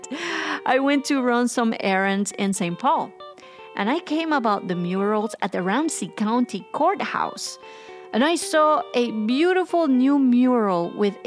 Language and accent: English; Guatemala; now in United States; growing up in Guatemala